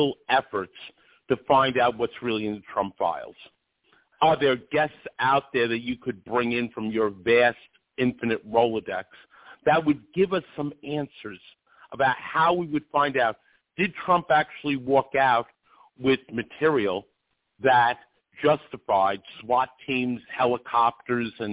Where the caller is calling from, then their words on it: Rochester, New York, United States; I'm calling from Rochester, New York